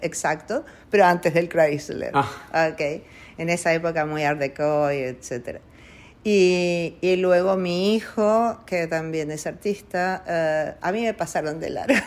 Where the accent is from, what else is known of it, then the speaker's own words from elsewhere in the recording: Argentina; also born or lived in Italy; Nosotros somos una familia Argentina que, siempre amó el arte, la música